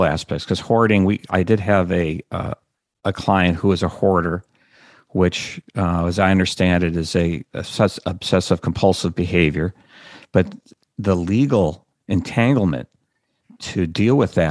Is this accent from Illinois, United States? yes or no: yes; Chicago, Illinois, United States; which is my hometown